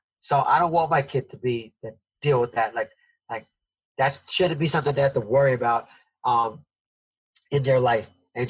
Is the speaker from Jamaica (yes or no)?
yes; Jamaica; born there; I didn't travel anywhere besides Jamaica, which I was born in Jamaica, so my family was there.